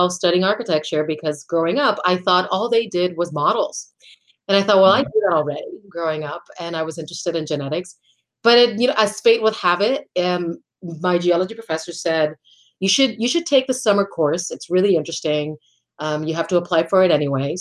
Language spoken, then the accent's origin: English; Puerto Rico; moved away as an adult; also born or lived in Washington, D.C.; I'm originally from Puerto Rico. I'm born and raised there.